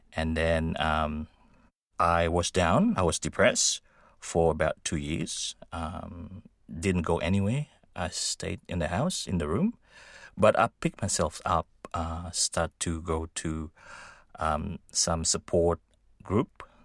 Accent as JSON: {"language": "English", "country": "Indonesia", "moved": "yes", "lives_now": "Australia", "said": "I came from Indonesia."}